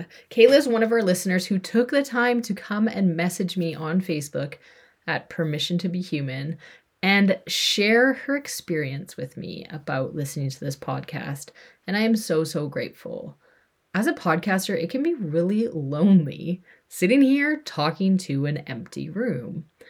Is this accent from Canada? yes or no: yes; British Columbia, Canada; also born or lived in Alberta; I'm a white female. I was born in Alberta, Canada. I grew up in BC, Canada. And after traveling for 14-ish years, moved back to BC, Canada.